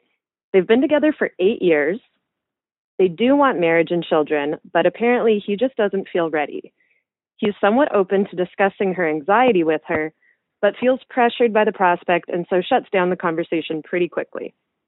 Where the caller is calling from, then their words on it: Canada; I'm calling from Canada